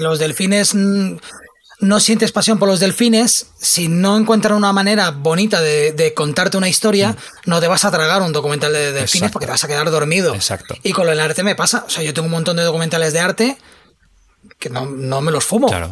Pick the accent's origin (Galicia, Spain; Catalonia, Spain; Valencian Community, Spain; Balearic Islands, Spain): Catalonia, Spain; a mí me encanta, como buen catalán